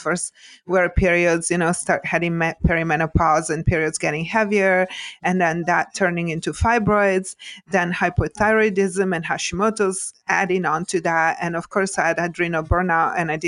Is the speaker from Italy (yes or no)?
yes; Italy; moved away as an adult; now in United States; I was born and raised in Italy and grew up, kind of old school